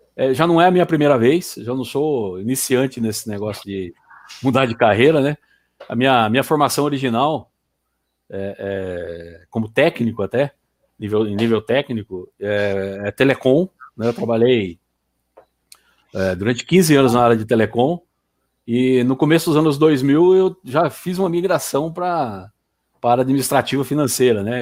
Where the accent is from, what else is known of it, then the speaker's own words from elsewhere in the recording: Campinas, São Paulo, Brazil; also born or lived in Paraná; now in Sorocaba, Brazil; eu sou paranaense, mas fui criado em Campinas e hoje moro em Sorocaba